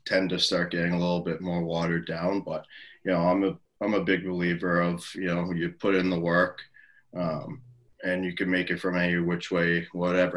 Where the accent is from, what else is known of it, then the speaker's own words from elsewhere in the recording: Massachusetts, United States; I grew up in Massachusetts